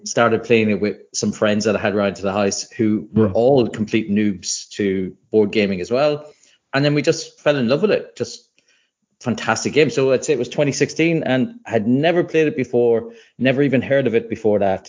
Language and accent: English; Ireland; I grew up in Ireland where there isn't much of a board game scene